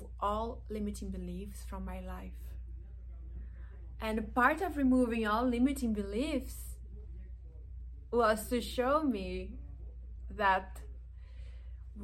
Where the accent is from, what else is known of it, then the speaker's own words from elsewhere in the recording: Brazilian Amazon, Brazil; now in Los Angeles, United States; I am originally from the Brazilian Amazon